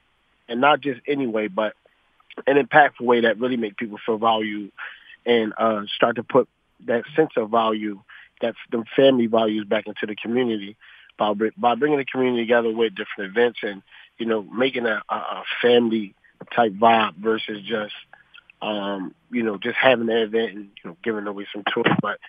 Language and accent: English; Philadelphia, Pennsylvania, United States; like Pastor just said. And I was born and raised in the Hunter Park area, North Philadelphia, if y'all are familiar with it. I literally grew up like everybody else, exposed to poverty for sure.